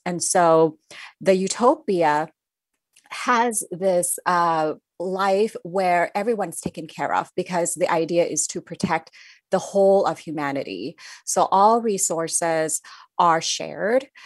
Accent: Thailand; moved away; I grew up in Thailand

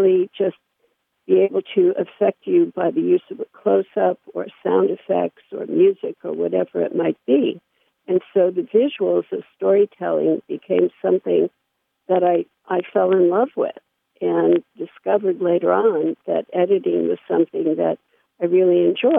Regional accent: New York City, New York, United States; I grew up in New York City

